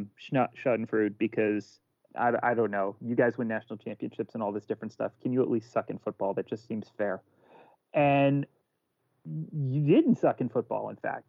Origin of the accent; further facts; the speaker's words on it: Philadelphia, Pennsylvania, United States; I'm from Philadelphia.